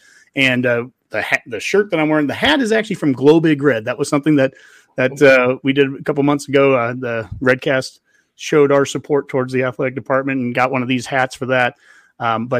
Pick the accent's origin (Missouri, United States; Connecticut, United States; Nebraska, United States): Nebraska, United States; Columbus; I'm from Columbus originally